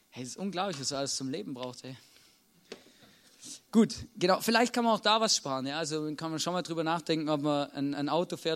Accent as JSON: {"language": "German", "region": "Baden-Württemberg", "country": "Germany", "said": "Als Schwabe kann ich euch ganz genau erklären, wie das funktioniert."}